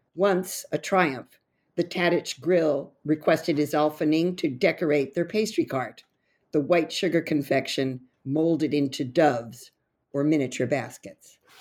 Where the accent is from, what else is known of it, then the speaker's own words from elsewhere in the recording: California, United States; now in New York City, United States; I originally was born and raised in California, but I've lived in the East Coast, uh, quite a long time now